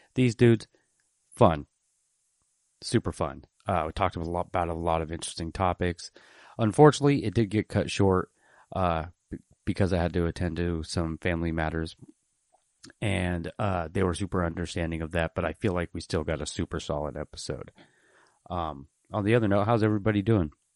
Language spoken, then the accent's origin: English; Portland, Oregon, United States; also born or lived in Tulare, California; moved up to Portland when I was three and grew up in the city